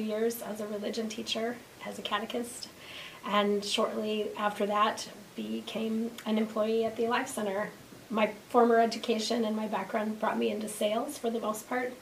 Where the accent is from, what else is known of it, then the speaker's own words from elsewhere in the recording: Chaska, Minnesota, United States; moved away; Originally born in a suburb of Minneapolis